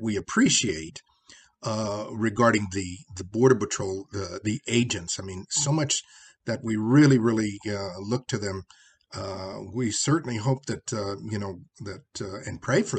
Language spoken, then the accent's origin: English; United States; I am an American of Mexican descent